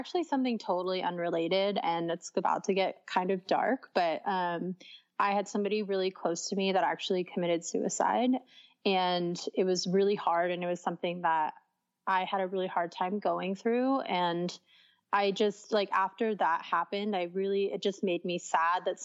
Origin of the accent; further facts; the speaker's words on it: San Diego, California, United States; I'm from San Diego